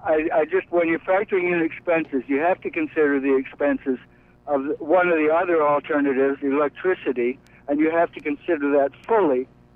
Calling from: Brooklyn, New York, United States; David, I'm calling from Brooklyn.

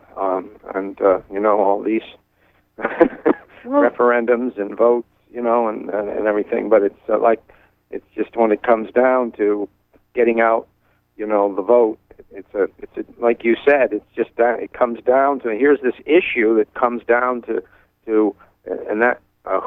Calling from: Belfast, Maine, United States; calling from Belfast

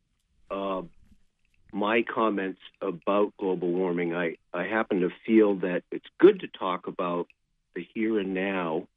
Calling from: Richmond, Vermont, United States; also born or lived in Maine; I'm actually calling from Richmond, Vermont, but I have a place in Maine.

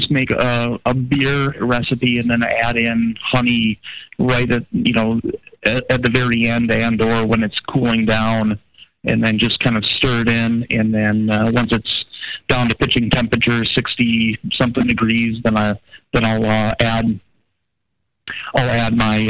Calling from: Minneapolis, Minnesota, United States; from Minneapolis.

